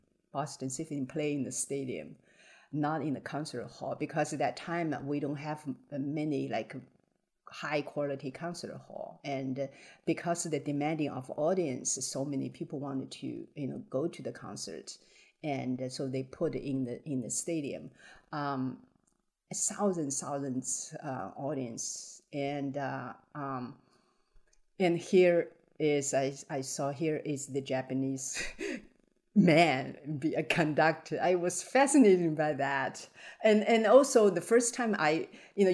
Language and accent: English; Hangzhou, Zhejiang, China; English is a second language; now in San Diego, United States; my hometown, Hangzhou